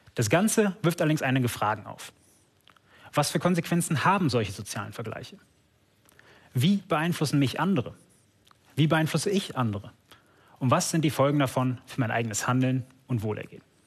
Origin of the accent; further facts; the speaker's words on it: Germany; hier bei uns in Deutschland